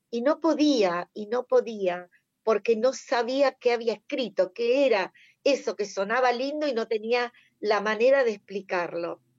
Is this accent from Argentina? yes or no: yes; Buenos Aires Province, Argentina; yo también soy bonaerense, he vivido en muchos pueblos, ciudades de la provincia de Buenos Aires